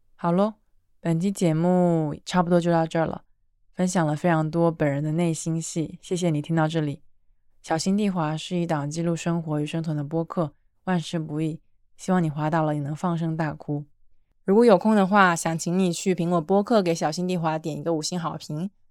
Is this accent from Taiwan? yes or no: no; China; 作为一个几乎每次都把材料看了的中国人